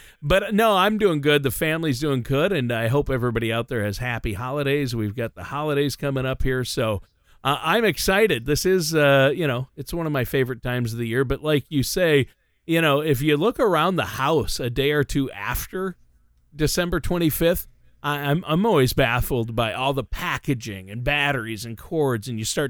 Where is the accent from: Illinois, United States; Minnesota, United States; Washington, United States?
Minnesota, United States; also born or lived in Los Angeles / Nashville; I moved around a little bit, but I'm from Minnesota.